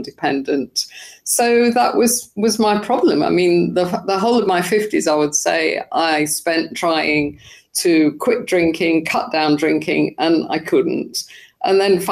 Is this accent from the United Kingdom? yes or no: yes; United Kingdom; I'm British